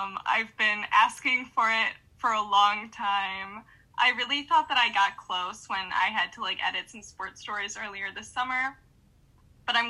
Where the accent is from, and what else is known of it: Utica, Michigan, United States; born or raised there